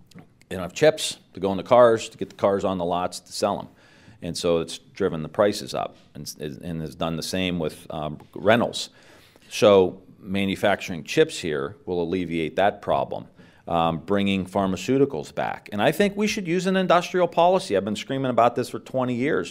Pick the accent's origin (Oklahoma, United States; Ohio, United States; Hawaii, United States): Ohio, United States; Mahoning Valley; I'm from the Mahoning Valley. Like, it's corrupt. All, all my friends have left, and I'm, I'm gonna stay here